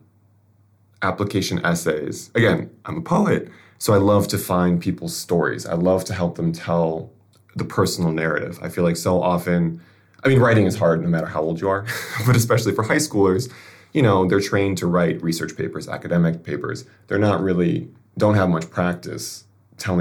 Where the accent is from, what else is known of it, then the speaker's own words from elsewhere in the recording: Milwaukee, Wisconsin, United States; moved away as an adult; also born or lived in St. Paul, Minnesota / New York; now in Tokyo, Japan; I am originally from the U.S. of A., Milwaukee, Wisconsin, if you can tell by my accent